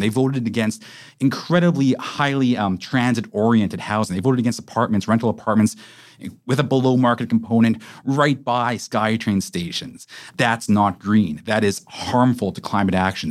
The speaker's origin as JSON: {"language": "English", "town": "Vancouver", "region": "British Columbia", "country": "Canada", "tie": "born or raised there", "said": "I'm from Vancouver. I was raised here"}